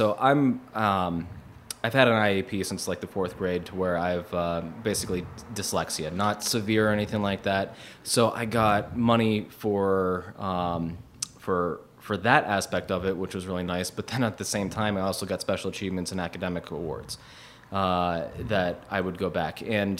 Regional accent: Youngstown, Ohio, United States; You know, I grew up in Youngstown, Ohio. Wanted to get out of Youngstown.

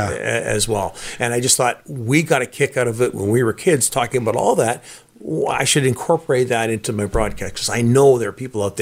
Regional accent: Burnaby, British Columbia, Canada; also born or lived in Vancouver; I am from Burnaby

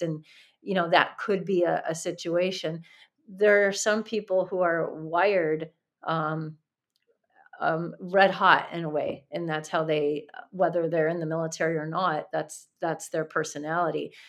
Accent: Chicago, Illinois, United States; Chicago as a setting um, because that's my hometown

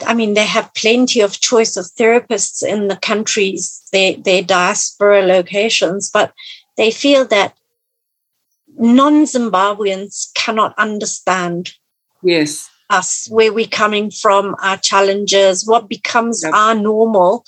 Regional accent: Italy; moved away; when I was growing up in Italy

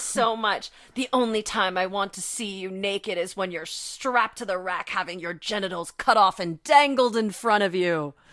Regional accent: United States; as an American

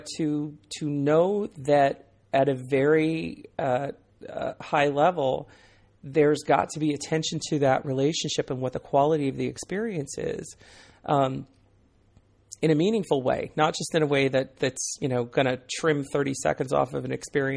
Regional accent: Northern Virginia, United States; I come from Northern Virginia

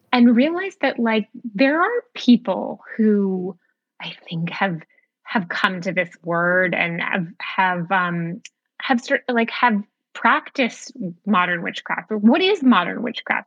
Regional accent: outside of Boston, Massachusetts, United States; I come from um, a, a New England family. I grew up outside of Boston

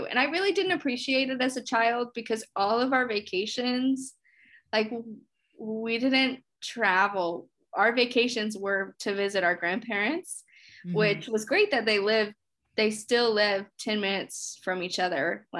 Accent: Indiana, United States; born there; also born or lived in Richmond, Virginia; So I would always tell everyone I was from Richmond, from Virginia. Right. And then I moved here and then I'm like, actually, I was born in Indiana.

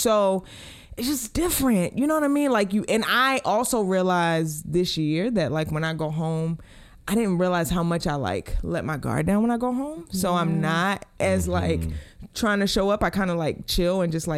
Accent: Baltimore, Maryland, United States; moved away; we're from Baltimore

